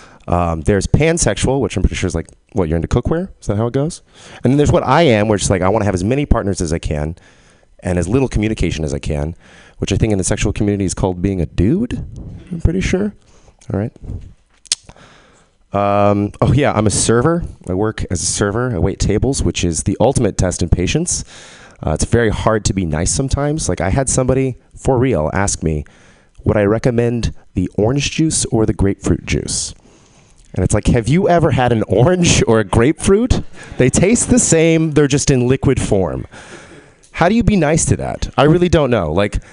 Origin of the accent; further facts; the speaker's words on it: Texas, United States; I'm from Texas, but I don't have a Texas accent, which bums people out sometimes.